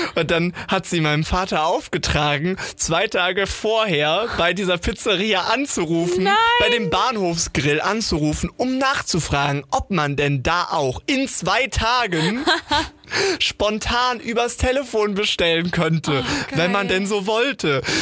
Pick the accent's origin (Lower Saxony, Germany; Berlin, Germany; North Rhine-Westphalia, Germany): North Rhine-Westphalia, Germany; Sauerland; Wir haben ja letztes Mal schon über meine Heimat gesprochen, das geliebte Sauerland